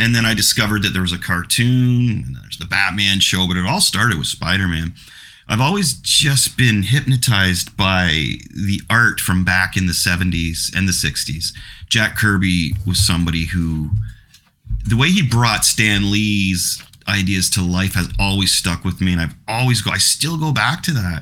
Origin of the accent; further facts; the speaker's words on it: Canada; I'm Canadian